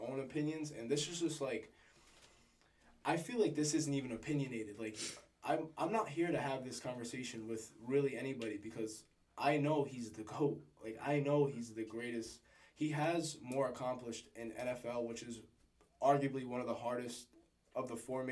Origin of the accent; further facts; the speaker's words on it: New England, United States; We grew up in New England